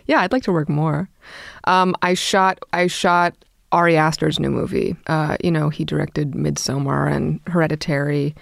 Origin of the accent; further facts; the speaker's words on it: New York City, New York, United States; I grew up in Brooklyn